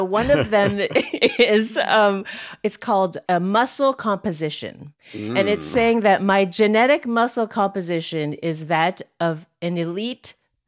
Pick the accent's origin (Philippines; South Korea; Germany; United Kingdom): Philippines; Okay, so I am Filipino, but my whole life, Filipinos have always been like, you're not Filipino.